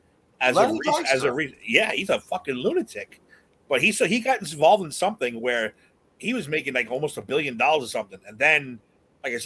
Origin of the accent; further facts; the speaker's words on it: New York City, New York, United States; I grew up in Woodside, Terzio, so I did root for the Mets that year because I literally lived under the 7 train on 67th Street in Woodside